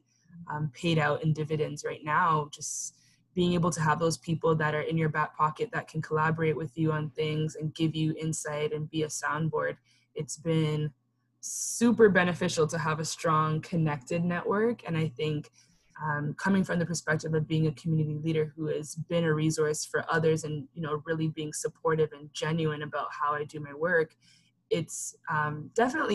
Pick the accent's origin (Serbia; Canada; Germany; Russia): Canada; being a first generation Canadian